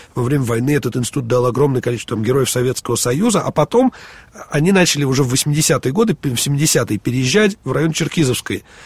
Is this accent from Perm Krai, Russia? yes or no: no; Moscow, Russia; мы, москвичи